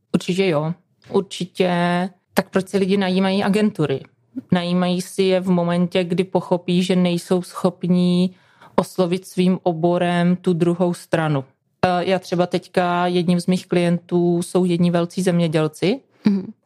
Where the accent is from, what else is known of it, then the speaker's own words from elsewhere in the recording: Moravian Wallachia, Zlín Region, Czechia; já jsem z Valašska, ze Znínska